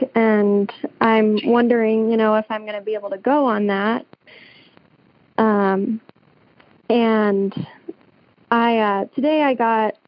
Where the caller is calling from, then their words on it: Scottsbluff, Nebraska, United States; I'm calling from Nebraska, Scotts Bluff, Nebraska.